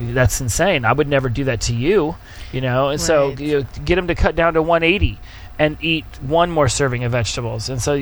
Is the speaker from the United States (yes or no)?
yes; Oklahoma, United States; moved away; we're from Oklahoma